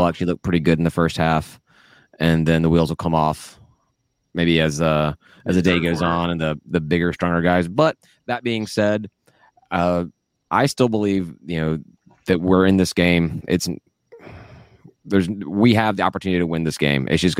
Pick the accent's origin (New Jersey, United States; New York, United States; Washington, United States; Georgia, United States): Georgia, United States; growing up in Georgia and enjoying watching college football